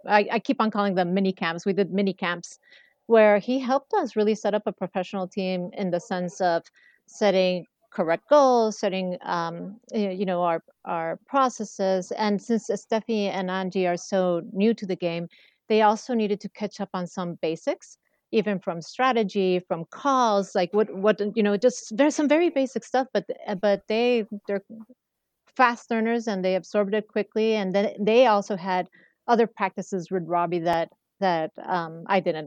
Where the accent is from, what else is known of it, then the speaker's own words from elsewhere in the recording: Mexico City, Mexico; especially Mexico City, I would highly recommend my hometown